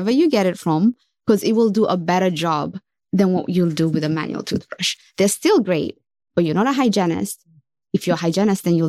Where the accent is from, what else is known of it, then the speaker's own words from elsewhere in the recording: Kenya; moved away as an adult; now in United States; I was born and raised in Kenya.